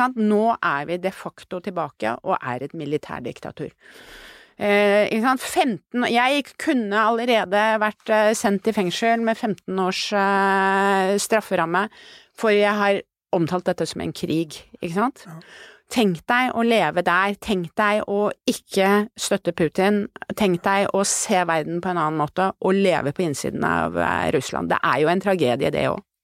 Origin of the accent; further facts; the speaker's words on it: Norway; som nordmann